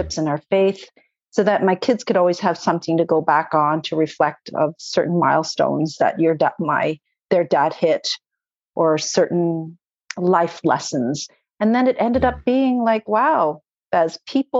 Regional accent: Canada; also born or lived in Toronto, Ontario; I'm Canadian

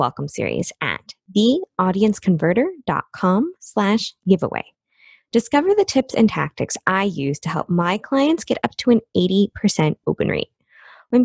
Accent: Midwest, United States; I was brought up in the Midwest

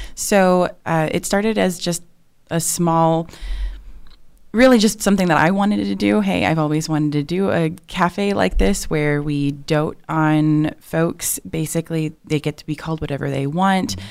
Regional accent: Chicago, Illinois, United States; now in Norman, United States; I'm originally from the Chicagoland area

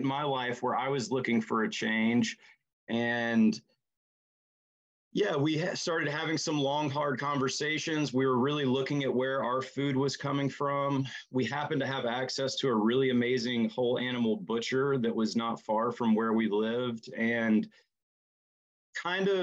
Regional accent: just outside of Charlotte, North Carolina, United States; moved away as an adult; also born or lived in Denver; now in Marion, United States; I grew up originally just outside of Charlotte in North Carolina

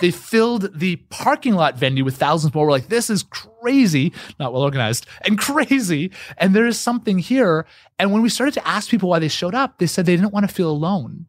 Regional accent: Canada; I'm Canadian.

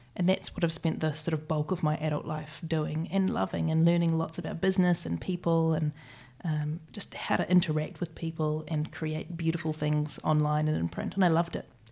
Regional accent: Christchurch, Canterbury, New Zealand; moved away as an adult; also born or lived in London; I was born here in Christchurch.

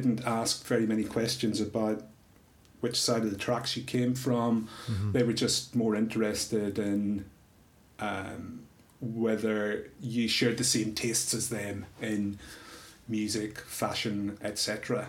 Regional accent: Northern Ireland, United Kingdom; I was growing up in Northern Ireland, where there was a lot of other crap that people had to deal with.

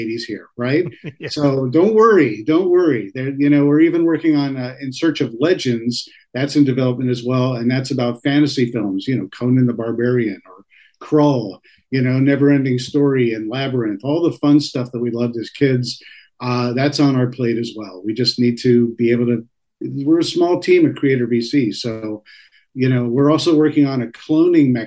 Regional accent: the New York area, United States; growing up in the New York area

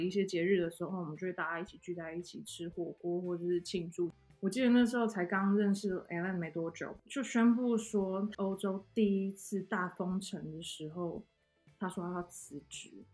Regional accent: Hong Kong; accent: 港普; first language Cantonese; Chinese is a second language; now in Montpellier, France; 我来自香港，然后我现在在蒙彼利亚也是

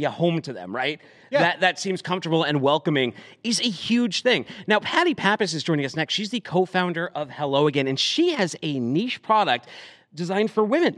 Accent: Massachusetts, United States; now in Tennessee, United States; I'm from Massachusetts, and I went through our pre-legal times to when medical and then recreational. And now I'm in Tennessee

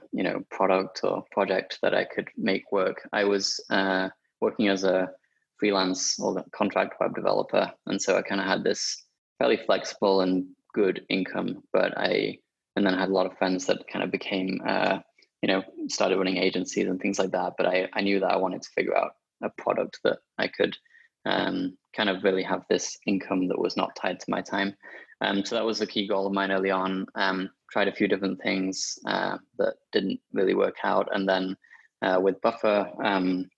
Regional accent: Sheffield, Yorkshire and the Humber, United Kingdom; my hometown, Sheffield

